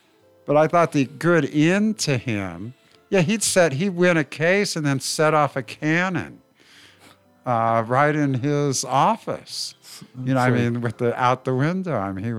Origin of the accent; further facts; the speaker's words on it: Fremont, California, United States; Well, I grew up in Niles Canyon.